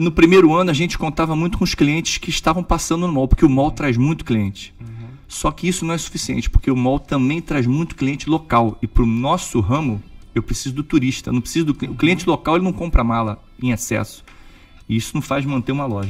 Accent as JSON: {"language": "Portuguese", "region": "Rio de Janeiro", "country": "Brazil", "moved": "as an adult", "lives_now": "Orlando, United States", "said": "sou do Rio de Janeiro, é, minha família é tradicional no Rio de Janeiro"}